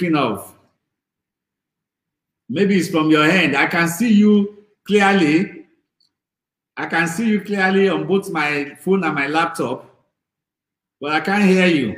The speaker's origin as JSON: {"language": "English", "region": "Lagos", "country": "Nigeria", "tie": "born or raised there", "said": "I grew up in Lagos Island with my grandmother, who were very, very poor"}